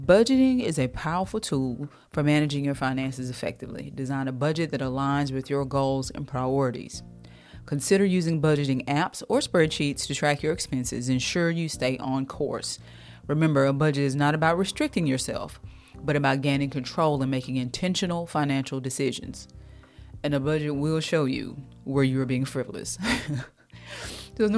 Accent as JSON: {"language": "English", "country": "United States", "also_born_or_lived": "the South (US)", "said": "I'm from America. I'm in the South."}